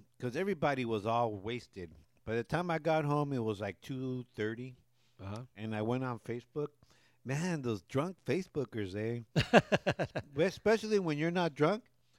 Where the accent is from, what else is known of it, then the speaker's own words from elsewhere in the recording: Southern California, United States; we grew up down here in Southern Cal.